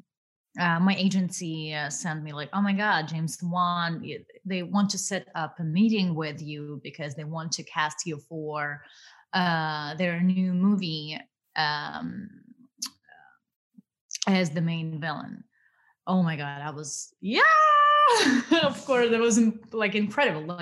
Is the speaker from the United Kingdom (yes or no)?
no; Ukraine; born or raised there; accent: Russian; English is a second language; moved away as an adult; now in United States